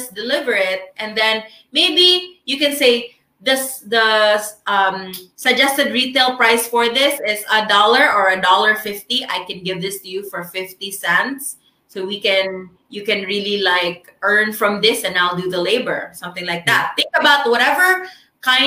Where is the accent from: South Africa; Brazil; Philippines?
Philippines; first language Filipino; English is a second language; as a Filipino